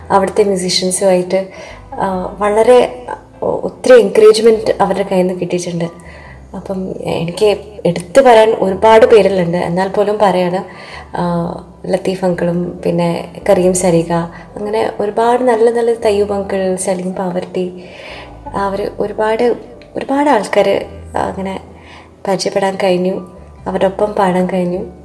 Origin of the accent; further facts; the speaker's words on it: Qatar; moved away; ഞാൻ ഖത്തറിലാണ് ജനിച്ചു വളർന്നത്